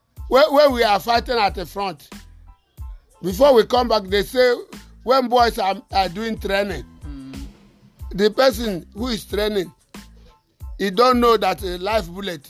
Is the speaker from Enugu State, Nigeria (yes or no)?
yes; Enugu, Enugu State, Nigeria; I'm from Enugu. I go on Asia. Water works. I come back. I go Oka, where I get this wound.